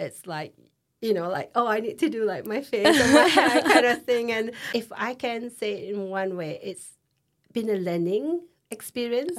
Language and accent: English; Singapore; moved away as an adult; now in Leeds, United Kingdom; I'm from Singapore